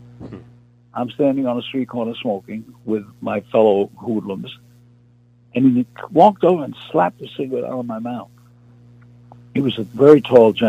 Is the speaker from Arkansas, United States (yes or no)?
no; New York, United States; I was from New York, the streets of New York